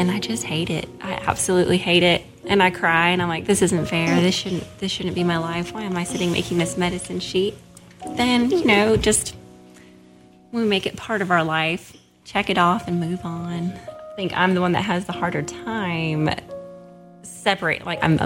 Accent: Seattle, Washington, United States; moved away as an adult; also born or lived in Jackson, Tennessee; now in Oxford, United States

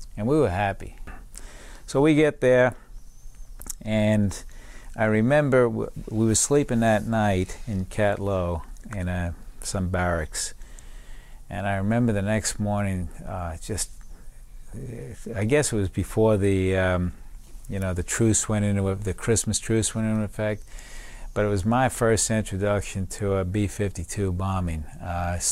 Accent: New York City, New York, United States; also born or lived in Brooklyn, New York; we moved to Staten Island when I was seven, and that's where I grew up, too

